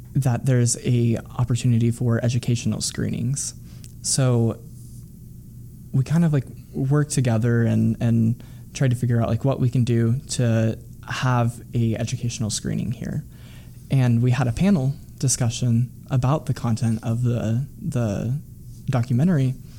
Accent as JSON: {"language": "English", "region": "Midwest", "country": "United States", "tie": "born or raised there", "said": "somebody growing up in the Midwest who identifies with that community"}